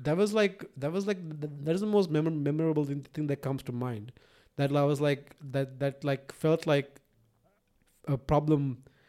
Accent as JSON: {"language": "English", "country": "Sri Lanka", "tie": "born or raised there", "said": "I was raised in Sri Lanka"}